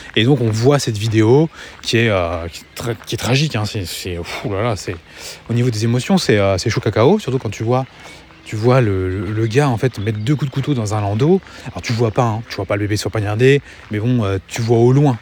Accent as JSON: {"language": "French", "country": "France", "lives_now": "Angers, France"}